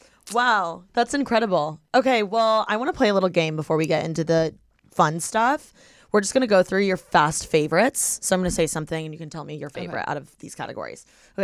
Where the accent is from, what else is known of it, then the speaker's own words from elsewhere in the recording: Indiana, United States; I'm from Indiana.